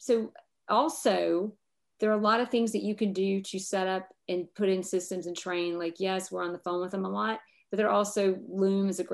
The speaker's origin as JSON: {"language": "English", "region": "the South", "country": "United States", "said": "We're from the South"}